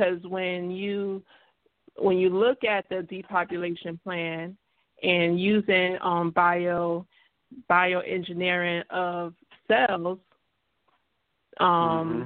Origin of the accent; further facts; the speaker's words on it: New York, United States; I'm a New Yorker